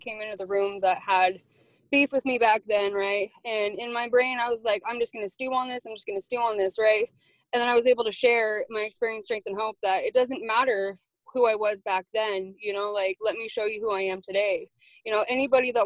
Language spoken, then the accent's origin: English; Coeur d'Alene, Idaho, United States; I was born and raised in Coeur d'Alene.